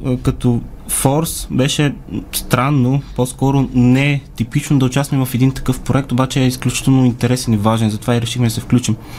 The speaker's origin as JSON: {"language": "Bulgarian", "town": "Sliven", "region": "Sliven Province", "country": "Bulgaria", "said": "От Надежда съм"}